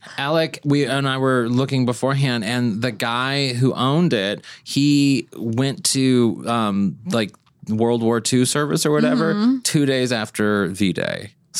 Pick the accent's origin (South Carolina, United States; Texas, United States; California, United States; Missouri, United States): Missouri, United States; St. Louis; now in Los Angeles, United States; my hometown of St. Louis.